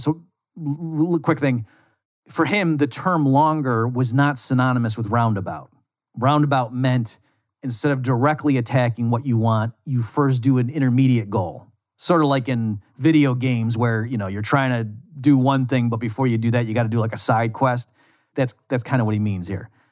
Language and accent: English; United States; I'm from the United States.